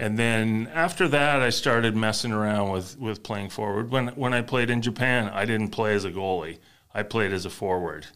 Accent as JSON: {"language": "English", "country": "Canada", "said": "being a Canadian playing ice hockey"}